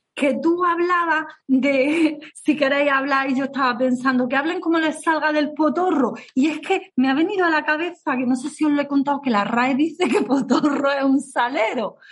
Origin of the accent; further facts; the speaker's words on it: Granada, Andalusia, Spain; accent: Granada; con acento de Granada